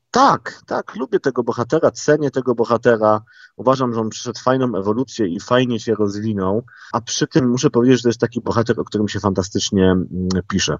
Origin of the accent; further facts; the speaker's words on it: Gliwice, Silesian Voivodeship, Poland; moved away as an adult; Ja się urodziłem w Gliwicach